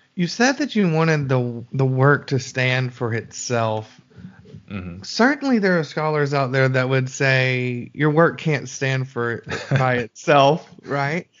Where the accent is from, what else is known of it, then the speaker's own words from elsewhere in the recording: Alabama, United States; I'm from Alabama